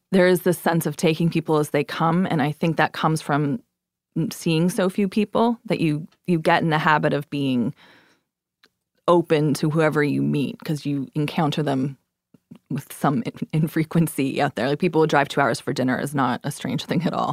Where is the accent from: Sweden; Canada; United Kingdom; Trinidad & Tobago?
Canada; also born or lived in New York; now in Brooklyn, United States; I'm Canadian